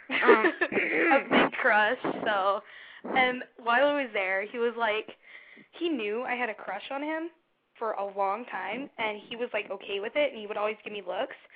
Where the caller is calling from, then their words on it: Chicago, Illinois, United States; I'm 14 and I'm from Chicago